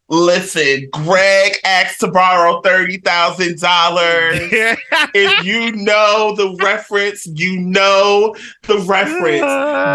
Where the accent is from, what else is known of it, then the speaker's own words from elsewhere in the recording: North New Jersey, United States; my hometown of North New Jersey.